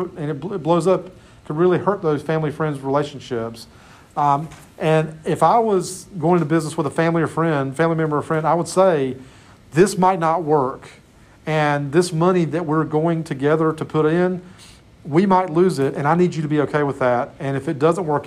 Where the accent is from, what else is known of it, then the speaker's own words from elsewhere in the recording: Clinton, North Carolina, United States; There's a great little restaurant in my hometown, Clinton, called Jennifer's Grill.